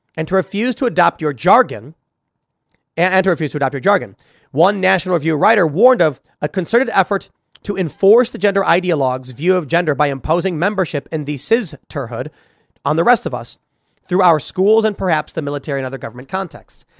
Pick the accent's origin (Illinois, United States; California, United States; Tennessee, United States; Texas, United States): Illinois, United States; Chicago; I'm from Chicago